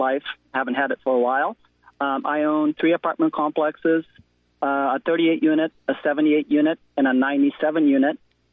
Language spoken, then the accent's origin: English; Brazil; moved away as an adult; also born or lived in California; now in United States; I was born in Brazil, South America. I grew up there. I moved to the States in the late 80s for school